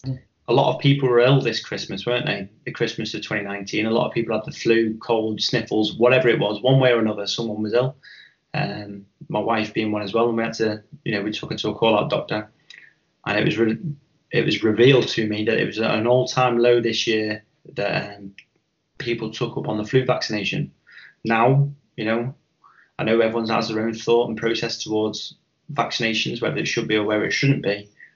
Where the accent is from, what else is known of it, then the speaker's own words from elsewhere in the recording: Chester, North West England, United Kingdom; growing up in Chester in the 90s, you know, I remember paranoia being a really big thing.